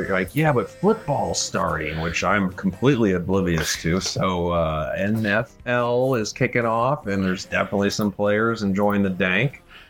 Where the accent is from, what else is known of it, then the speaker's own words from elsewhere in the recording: St. Louis, Missouri, United States; I grew up in St. Louis, Missouri